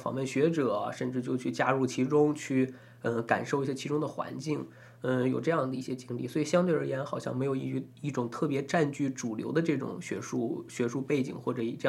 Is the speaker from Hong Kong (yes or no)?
no; Taiwan; 怕引起我们台湾这边朋友的一些反感或者敏感。